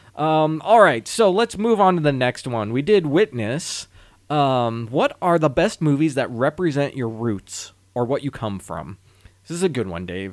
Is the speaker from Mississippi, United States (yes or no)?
no; St. Louis, Missouri, United States; I've been born and raised in Saint Louis, Missouri